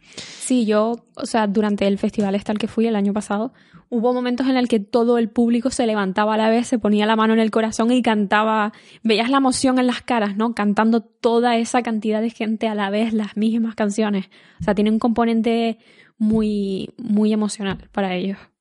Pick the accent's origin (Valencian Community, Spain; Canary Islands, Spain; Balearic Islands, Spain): Canary Islands, Spain; now in Estonia; soy de Canarias